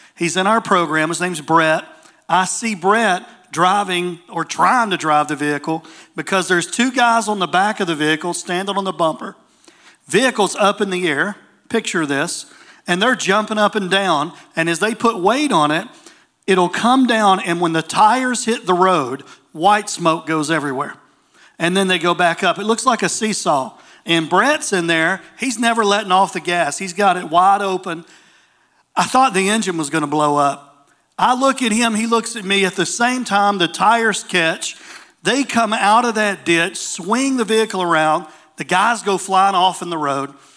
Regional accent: Waverly, Tennessee, United States; also born or lived in Dickson, Tennessee; My hometown is in a place in the state of Tennessee. Um, I'm from a little place called Waverly

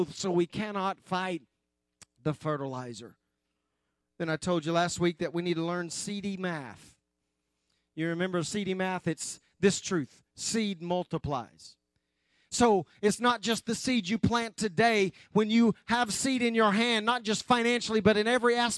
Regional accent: West Oklahoma, United States; I grew up in West Oklahoma

